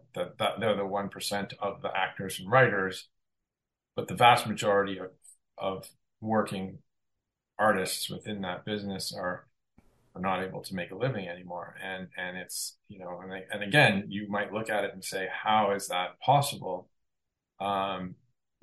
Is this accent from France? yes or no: no; Canada; I am Canadian, I work in Canada